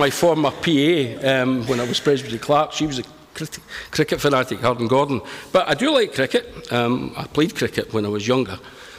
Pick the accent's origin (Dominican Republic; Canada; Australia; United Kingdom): United Kingdom; Glasgow, Scotland; I'm from Glasgow. I'm from the West End of Glasgow. The inner West End, not the posh West End.